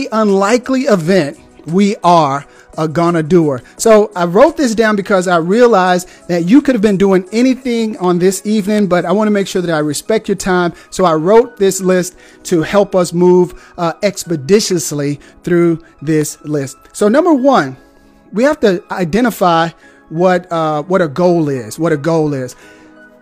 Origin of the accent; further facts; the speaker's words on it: Deep South, United States; now in Huntsville, Alabama, United States; I'm from the Deep South